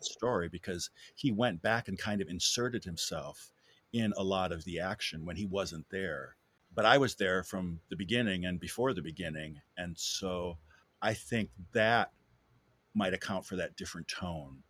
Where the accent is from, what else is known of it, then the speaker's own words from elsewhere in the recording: Wisconsin, United States; moved away as an adult; also born or lived in Europe; now in Louisville, United States; I'm from, uh, Wisconsin originally, born and bred, and I moved here in nineteen ninety-three.